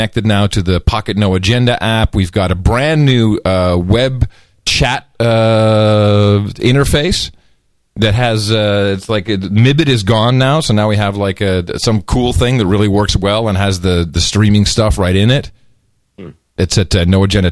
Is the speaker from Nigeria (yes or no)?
no; Amsterdam, North Holland, Netherlands; moved away; When I lived in Amsterdam, I grew up in Amsterdam